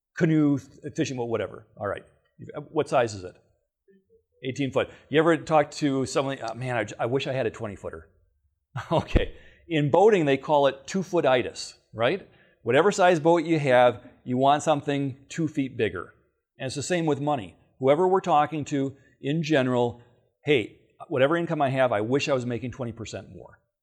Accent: Battle Creek, Michigan, United States; I'm actually a native of Michigan. I was born in Battle Creek.

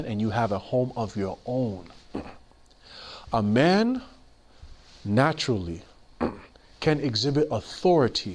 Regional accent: New York City, New York, United States; I grew up in Queens, New York

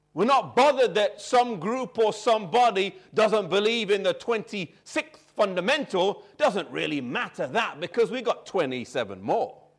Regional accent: England, United Kingdom; growing up here in this country, even though I was born and raised here, neither of my parents were born or raised in England

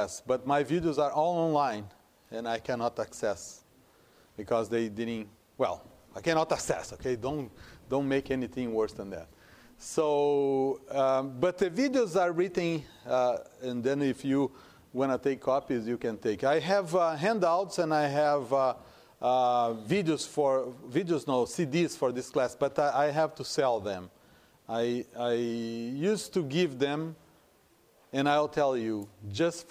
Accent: Brazil; first language Portuguese; English is a second language; moved away as an adult; also born or lived in Hong Kong; now in United States; I am from Brazil. And I am in the United States for about 20 years, except for some years that I spent in Hong Kong.

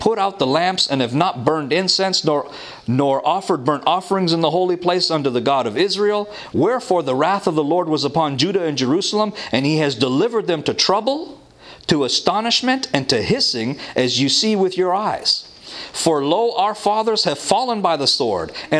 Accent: Toronto, Ontario, Canada; I'm from Toronto

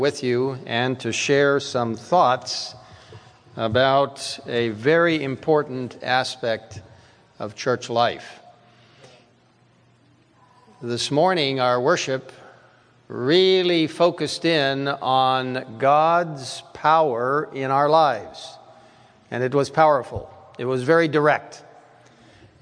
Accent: Cairo, Cairo Governorate, Egypt; moved away; I grew up in Cairo, Egypt.

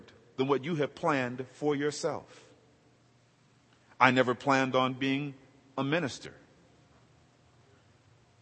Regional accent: Los Angeles, California, United States; I grew up in South Central LA.

